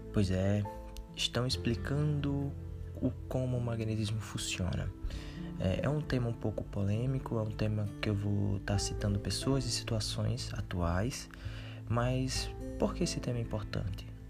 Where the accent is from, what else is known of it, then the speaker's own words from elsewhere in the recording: Paraíba, Brazil; eu sou da Paraíba